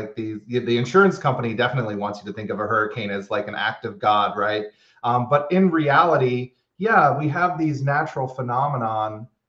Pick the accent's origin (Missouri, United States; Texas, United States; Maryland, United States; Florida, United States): Florida, United States; now in Louisiana, United States; Where I grew up in Florida